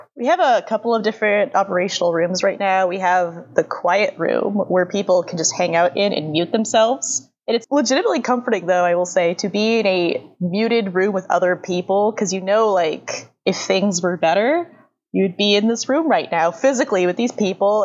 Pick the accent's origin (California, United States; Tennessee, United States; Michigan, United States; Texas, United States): California, United States; Los Angeles; I grew up in Los Angeles, but like in the more southern part of Los Angeles than the northern part where I currently live